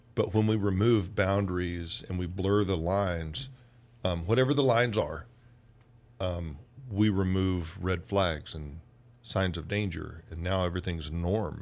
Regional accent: Georgia, United States; also born or lived in Oklahoma; in Georgia, where I'm from

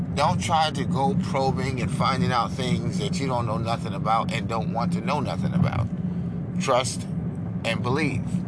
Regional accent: New York City, New York, United States; also born or lived in Brooklyn, New York; I was born in Manhattan, New York.

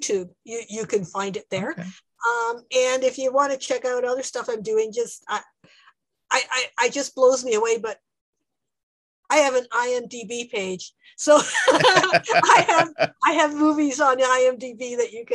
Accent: Canada; I'm a Canadian storyteller

